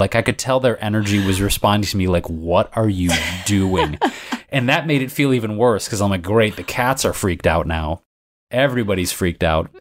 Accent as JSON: {"language": "English", "town": "Detroit", "region": "Michigan", "country": "United States", "tie": "born or raised there", "moved": "yes", "lives_now": "Los Angeles, United States", "said": "Detroit, my hometown, Michigan"}